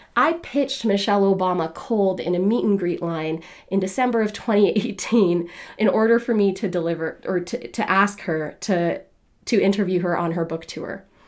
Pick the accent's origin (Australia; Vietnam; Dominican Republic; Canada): Canada; I was born in Canada